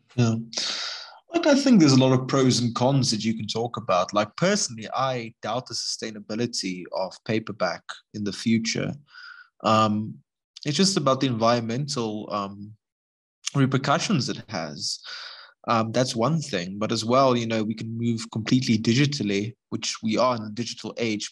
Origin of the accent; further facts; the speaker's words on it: Gordon's Bay, Western Cape, South Africa; my hometown in Gordons Bay